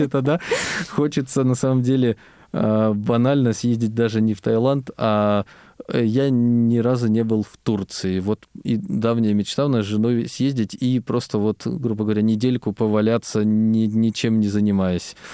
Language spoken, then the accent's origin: Russian; Biysk, Altai Krai, Russia; moved away as an adult; родился я в Алтайском крае и, собственно, вырос там же, учился я а, в школе-интернате для слепых слабовидящих детей в городе Бийске